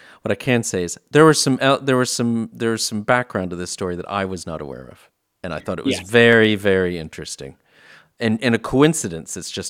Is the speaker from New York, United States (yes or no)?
no; Texas, United States; I was born and raised in Texas